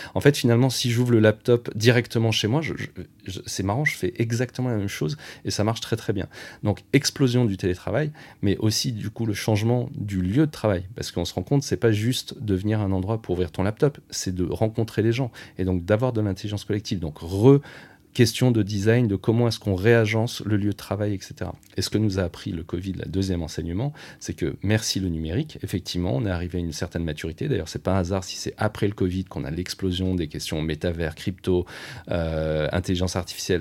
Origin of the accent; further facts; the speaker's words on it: France; en tant que Français